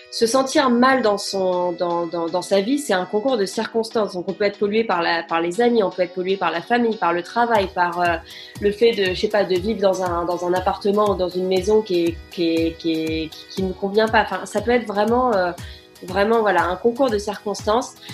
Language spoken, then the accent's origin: French; France; moved away as an adult; also born or lived in London, United Kingdom / Brighton, United Kingdom; now in United Kingdom; j'ai quitté la France quand j'avais 19 ans